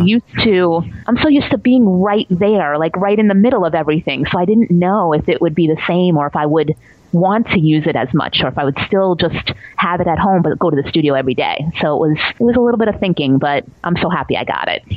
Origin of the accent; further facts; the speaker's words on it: New York City, New York, United States; I grew up in Staten Island